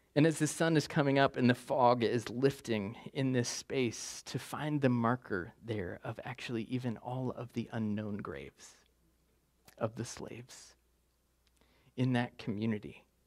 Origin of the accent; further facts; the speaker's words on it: West Virginia, United States; I'm from West Virginia